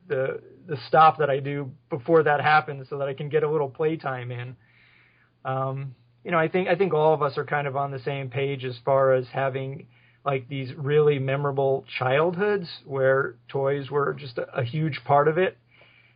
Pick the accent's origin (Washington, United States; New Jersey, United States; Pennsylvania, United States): New Jersey, United States; West Milford; now in Phoenix, United States; I grew up in West Milford, New Jersey